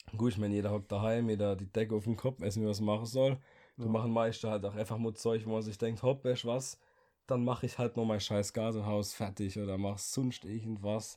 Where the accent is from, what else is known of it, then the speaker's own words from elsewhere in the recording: Germany; als Deutscher